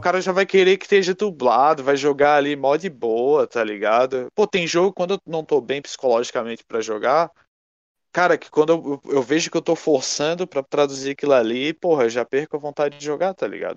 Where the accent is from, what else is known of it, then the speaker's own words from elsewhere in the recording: Brazil; a gente é brasileiro